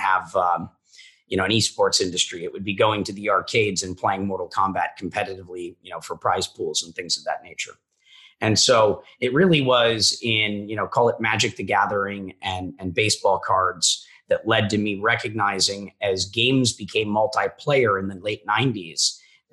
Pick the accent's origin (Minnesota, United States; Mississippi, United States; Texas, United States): Minnesota, United States; I'm a kid from Minnesota